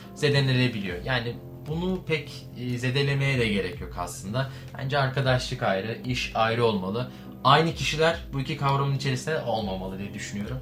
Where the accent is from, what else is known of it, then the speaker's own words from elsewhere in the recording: Bursa, Turkey; ben de Bursalıyım